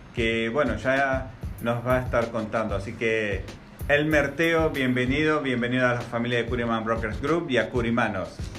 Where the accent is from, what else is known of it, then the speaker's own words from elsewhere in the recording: Argentina; moved away; en mi país, en Argentina